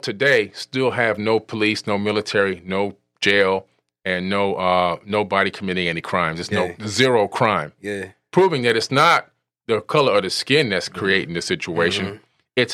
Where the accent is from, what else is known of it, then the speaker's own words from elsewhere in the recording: Opa-locka, Florida, United States; You know, I grew up in Opa-locka in Miami.